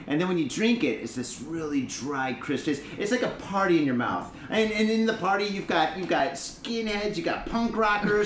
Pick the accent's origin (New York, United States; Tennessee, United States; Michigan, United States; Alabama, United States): Michigan, United States; Detroit; now in Japan; I grew up in Detroit